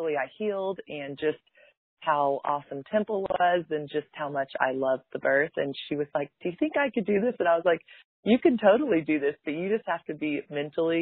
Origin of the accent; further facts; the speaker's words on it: Dallas, Texas, United States; I'm from Dallas